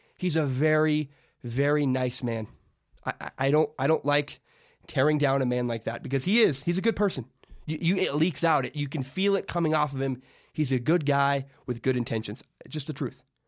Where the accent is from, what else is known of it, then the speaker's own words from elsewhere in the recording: Vancouver, Washington, United States; also born or lived in Portland, Oregon; my hometown, Vancouver, Washington